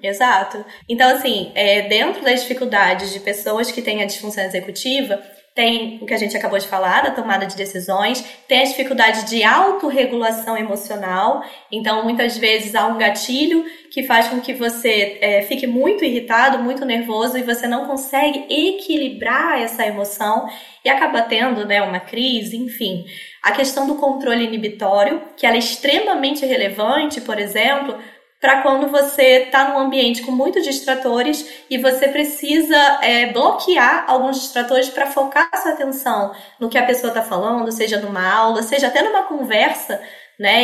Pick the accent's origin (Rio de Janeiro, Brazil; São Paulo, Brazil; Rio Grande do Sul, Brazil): Rio de Janeiro, Brazil; Sou carioca aqui do Rio de Janeiro